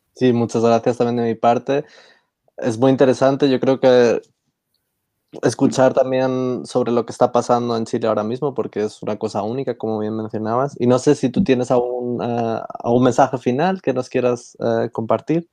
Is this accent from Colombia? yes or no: no; Spain; somos los tres de España